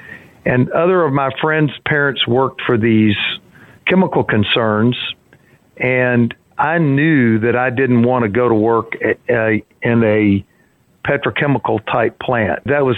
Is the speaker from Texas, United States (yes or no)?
yes; Orange, Texas, United States; Well, it was the center of my world for many years, and frankly, it provided me with a good home.